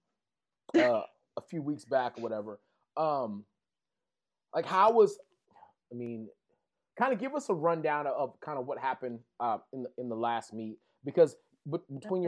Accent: West Texas, United States; accent: thick Texas twang; we have such a thick Texas twang in West Texas, where I'm from

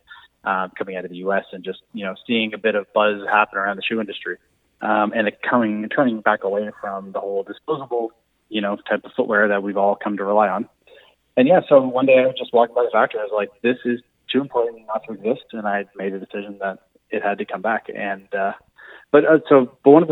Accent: Moncton, New Brunswick, Canada; now in Fredericton, Canada; I'm originally from Moncton, but I've been in Fredericton

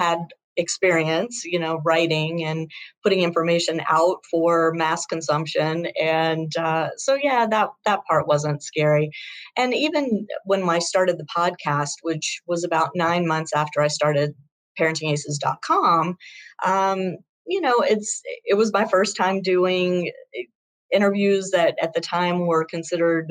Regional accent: Shreveport, Louisiana, United States; we grew up together in Shreveport, Louisiana

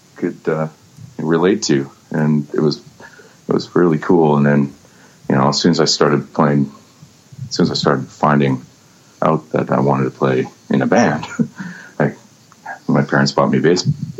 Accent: Vancouver, British Columbia, Canada; I was born and raised in Vancouver

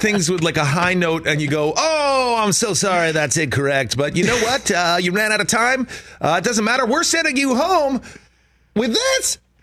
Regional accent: East Coast, United States; now in Southern California, United States; I'm from the East Coast, I live in Southern California now

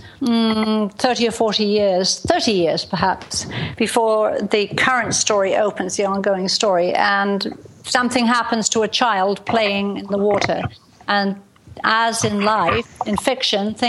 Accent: England, United Kingdom; also born or lived in Portland, Dorset; now in Washington State, United States; I actually live in the United States in the Pacific Northwest, Washington State, but I was born in England and grew up in England

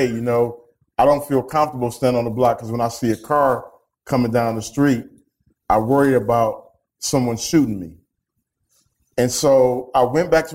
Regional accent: Detroit, Michigan, United States; growing up in Detroit, a city that has been ravaged by gun violence

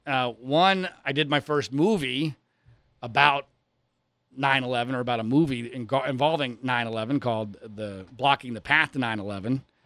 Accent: Philadelphia, Pennsylvania, United States; I grew up in the suburbs of Philadelphia

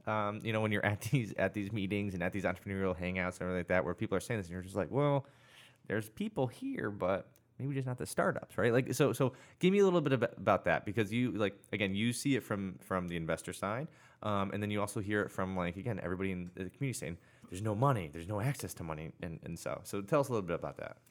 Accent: Connecticut, United States; I grew up in Connecticut. I went to CCSU

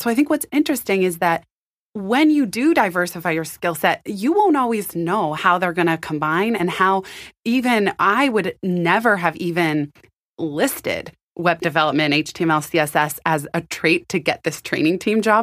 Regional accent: San Francisco, California, United States; also born or lived in Palo Alto; I was born and raised in San Francisco, and then I moved to Palo Alto in seventh grade

